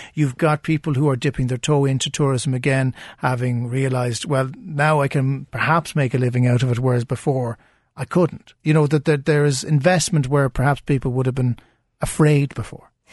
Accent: Cork, Munster, Ireland; we're all from Cork listening right now

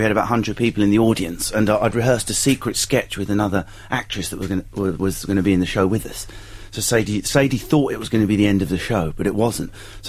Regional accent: Enfield, London, United Kingdom; moved away as an adult; now in Westcliff-on-Sea, United Kingdom; All my family are from Westcliff originally. By the time I was born, I was brought up in North London, Enfield.

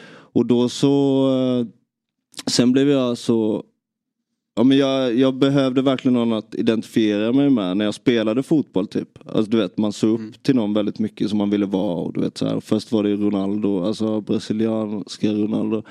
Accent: Nybro, Kalmar County, Sweden; Jag, jag växte upp i i Nybro

